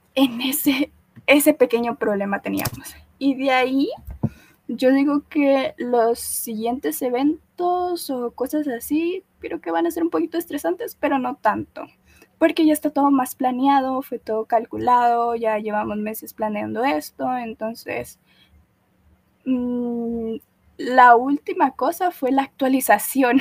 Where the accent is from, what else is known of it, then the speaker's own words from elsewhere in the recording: Guatemala; yo soy chapina, soy guatemalteca